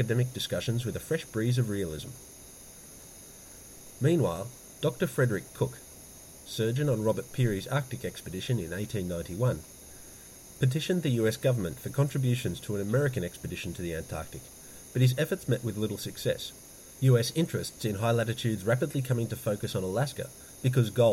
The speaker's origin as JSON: {"language": "English", "town": "Melbourne", "region": "Victoria", "country": "Australia", "tie": "born or raised there"}